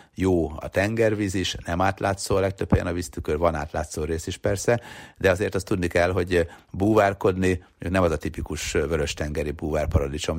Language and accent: Hungarian; Hungary; mi Magyarisztánból jöttünk